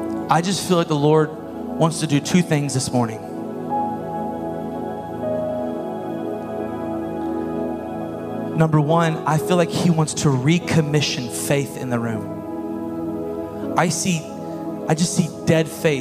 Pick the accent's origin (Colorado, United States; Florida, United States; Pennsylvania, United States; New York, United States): Florida, United States; Bushnell; moved away; I am from Bushnell